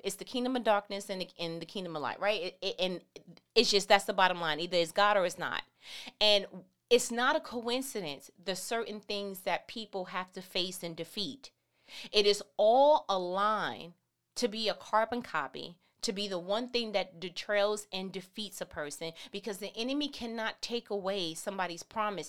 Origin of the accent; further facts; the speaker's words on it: New York, United States; I'm from New York.